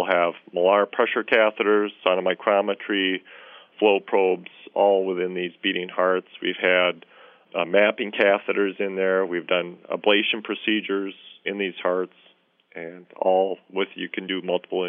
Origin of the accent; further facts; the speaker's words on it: Minnesota, United States; But being a Minnesotan, you know, and loving the outdoors, I jumped at the opportunity for this.